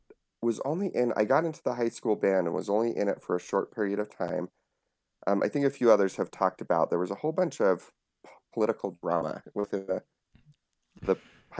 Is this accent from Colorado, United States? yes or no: no; Utah, United States; Yep, she grew up all over the place, so she traveled quite a bit, but we never really left Utah, so.